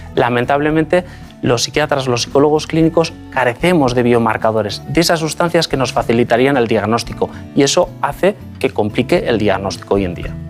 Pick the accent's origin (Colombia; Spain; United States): Spain; Basque Country; moved away as an adult; also born or lived in Madrid; Eh, yo soy vasco, nací en el País Vasco, me formé, hice, de hecho, estudié la carrera de medicina en el País Vasco